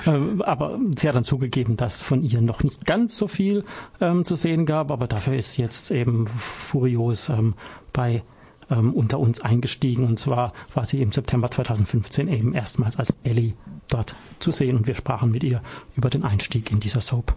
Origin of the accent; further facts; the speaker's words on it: Baden-Württemberg, Germany; als Badener